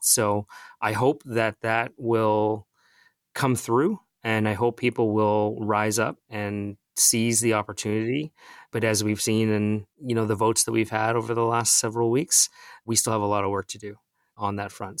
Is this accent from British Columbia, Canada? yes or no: no; Mississauga, Ontario, Canada; I grew up in Mississauga. My parents still live here